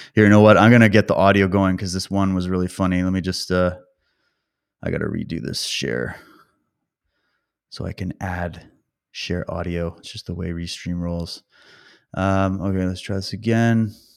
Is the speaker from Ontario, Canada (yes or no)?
no; Calgary, Alberta, Canada; moved away; also born or lived in British Columbia; I was born in Calgary, by the way, and that's where my, my mom's side of the family is